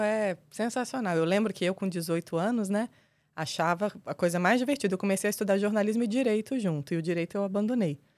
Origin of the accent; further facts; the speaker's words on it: Brasília, Federal District, Brazil; Eu sou nascida e criada em Brasília, brasiliense da Gema, entusiasta da cidade.